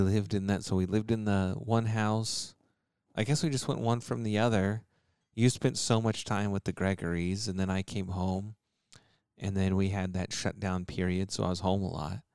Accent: Texas, United States; I grew up in Texas

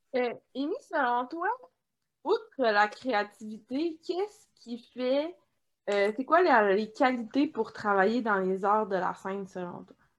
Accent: Quebec, Canada

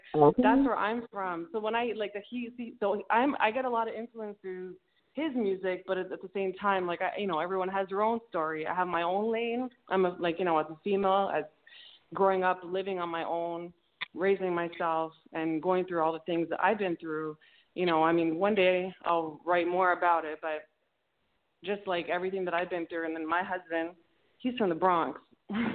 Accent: Toronto, Ontario, Canada; moved away as an adult; also born or lived in Mississauga; now in Miami Beach, United States; I was born and raised in Toronto. I was born in the Mississauga Hospital, which is outside in the outskirts of Toronto. And I was raised living in Toronto

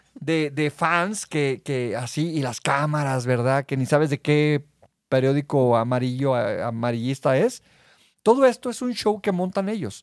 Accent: Mexico; soy mexicano

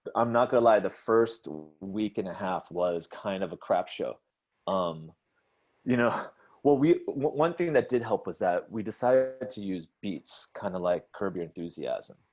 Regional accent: United States; as most Asian Americans growing up in America

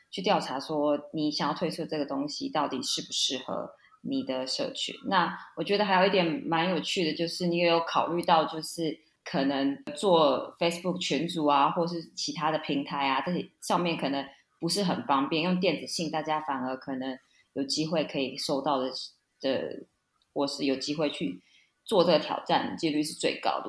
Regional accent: Taiwan; moved away; 我也是台湾出生长大

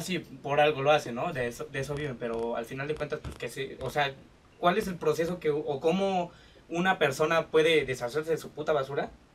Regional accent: Mexico; aquí siendo mexicanos

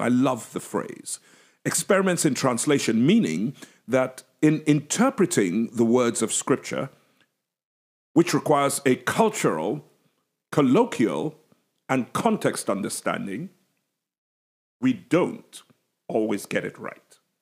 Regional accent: England, United Kingdom; accent: English

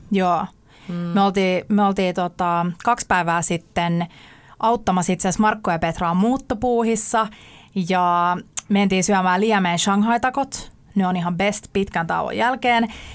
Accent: Sipoo, Uusimaa, Finland; asuin lapsuuteni Sipoossa metsän keskellä yksin

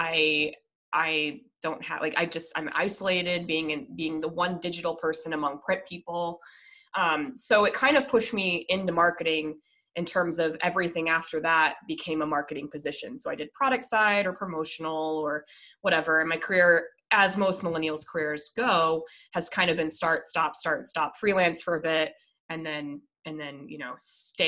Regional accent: Colorado, United States; I'm originally from Colorado

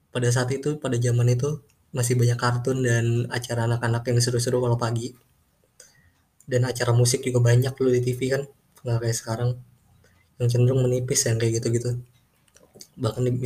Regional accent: Jakarta, Indonesia; born there; jadi gue ini lahir di Jakarta dan gue lahir di keluarga yang gimana ya sederhana sih

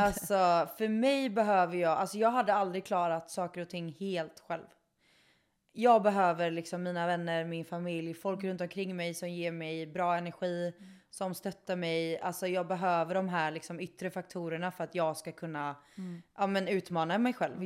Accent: Kungsbacka, Halland County, Sweden; jag är från Kungsbacka. Det är där jag är ifrån.

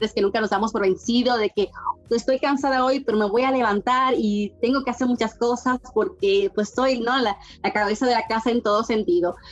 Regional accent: Dominican Republic; moved away as an adult; now in Mexico; Yo vengo de un país eh, muy caluroso, República Dominicana, en el Caribe

